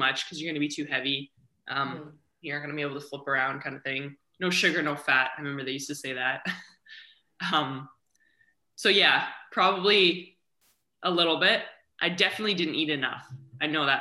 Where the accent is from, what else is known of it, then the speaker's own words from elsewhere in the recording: Kamloops, British Columbia, Canada; moved away as an adult; now in Vancouver, Canada; I grew up in a little town about 4 hours interior to Vancouver called Kamloops.